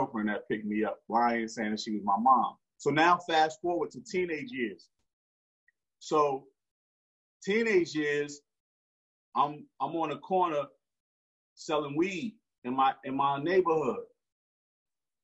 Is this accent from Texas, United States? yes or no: no; Newark, New Jersey, United States; Born and raised in Newark, New Jersey